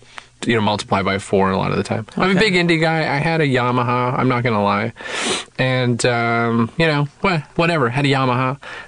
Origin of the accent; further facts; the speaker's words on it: Toronto, Ontario, Canada; moved away; I grew up in Toronto. I grew up in the West End of Toronto. Shout out to the West End Massive.